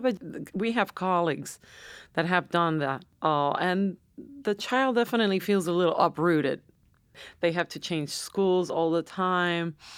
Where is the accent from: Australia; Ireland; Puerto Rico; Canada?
Puerto Rico; San Juan; moved away; I was born and raised in San Juan.